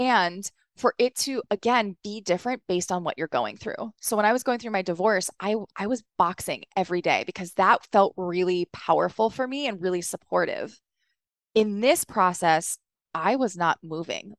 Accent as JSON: {"language": "English", "region": "East Coast", "country": "United States", "tie": "born or raised there", "also_born_or_lived": "New York", "said": "I grew up on the East Coast"}